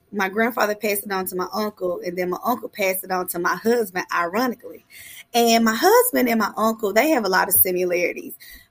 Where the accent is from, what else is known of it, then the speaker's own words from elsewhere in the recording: Memphis, Tennessee, United States; I'm a proud member of the Castalia Magnolia neighborhood